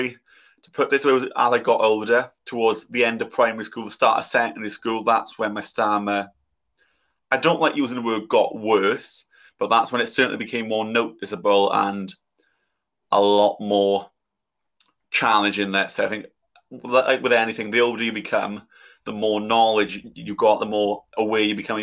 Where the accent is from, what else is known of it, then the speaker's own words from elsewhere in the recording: South Wales, United Kingdom; I'm from South Wales